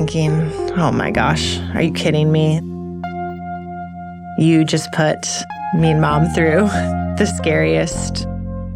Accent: Southwest Michigan, United States; I grew up in Southwest Michigan in what I would consider to be a fairly rural area

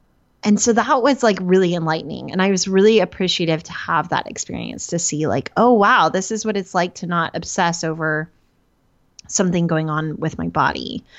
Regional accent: Oklahoma, United States; So I had decided growing up in Oklahoma around the time, I always say I was 8, but I think it was somewhere between 8 and 12.

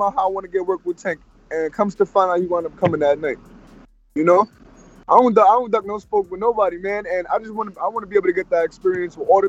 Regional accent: New York City, New York, United States; I'm from Harlem

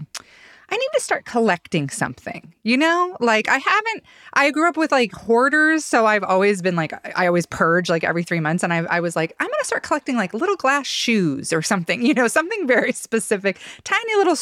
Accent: Ada County, Idaho, United States; now in Boise, United States; when I was a kid, the Ada County Community Library was like my library. Now we live over in West Boise again

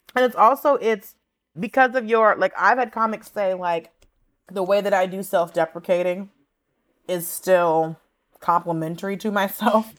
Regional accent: Atlanta, Georgia, United States; growing up in Atlanta, I lived in a predominantly Latino, predominantly Mexican neighborhood

